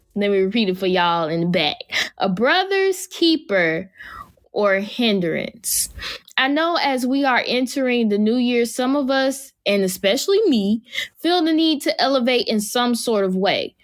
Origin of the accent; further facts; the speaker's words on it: Jacksonville, Florida, United States; my hometown is Jacksonville, Florida.